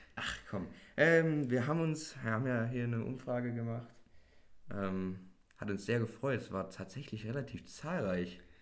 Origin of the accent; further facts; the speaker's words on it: Germany; darauf sind wir stolz so als Deutsche